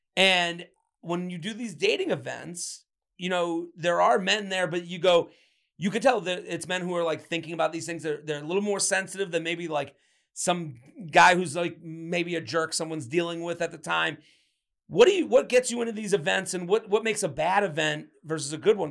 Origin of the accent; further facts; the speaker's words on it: Boston, Massachusetts, United States; I grew up on Phantom Gourmet in the Boston area